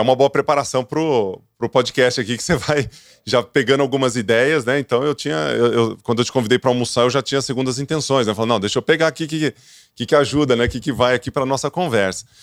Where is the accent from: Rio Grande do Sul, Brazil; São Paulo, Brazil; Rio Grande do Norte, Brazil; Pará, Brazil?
São Paulo, Brazil; Ituverava; eu sou do interior, viu, Gabriel? Então, tu me acha meio esquisito que eu sou do interior, sou de Tuverava